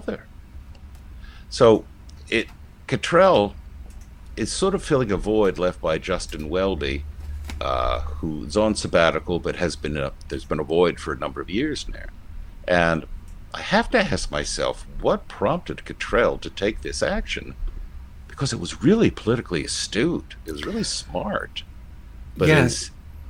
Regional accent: England, United Kingdom; we are a country where the London elites basically run the show for the rest of us in the hinterlands

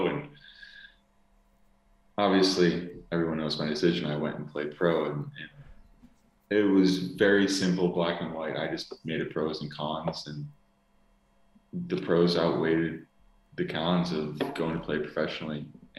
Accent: Buffalo, New York, United States; moved away as an adult; also born or lived in Kazan, Russia / Modena, Italy; I went up to my hometown in Buffalo, New York to be with my family for a couple of days

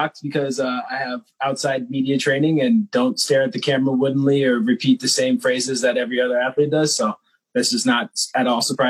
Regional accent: Kansas City, United States; I'm from Kansas City originally.

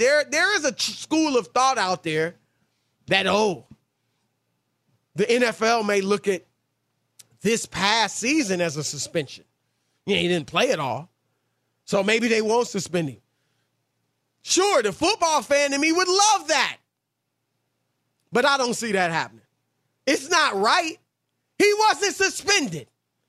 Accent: Louisiana, United States; And I'm a Louisiana boy. I'm Creole. I'm from the Bayou.

